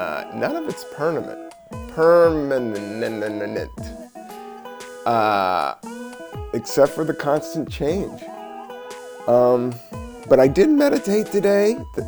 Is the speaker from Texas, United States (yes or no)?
no; Washington, District of Columbia, United States; moved away; Washington, DC, my hometown